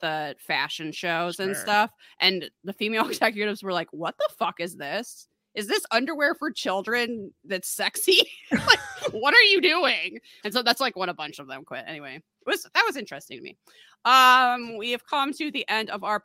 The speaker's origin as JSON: {"language": "English", "country": "United States", "said": "I'm an American"}